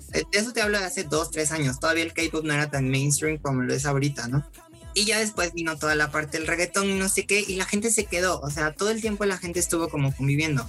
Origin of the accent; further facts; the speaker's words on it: Cosoleacaque, Veracruz, Mexico; moved away as an adult; now in Mexico City, Mexico; soy de, originario de Cozoleacaque, Veracruz. Ahí nací, ahí crecí.